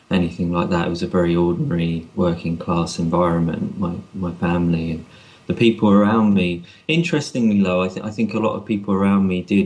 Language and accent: English; London, United Kingdom; growing up in London